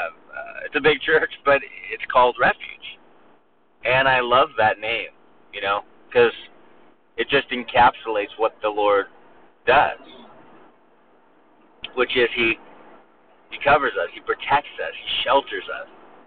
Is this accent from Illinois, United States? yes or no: no; California, United States; now in Alabama, United States; We came from Southern California, right? So, so we came from Southern California where the temperature was 72 degrees pretty much year-round.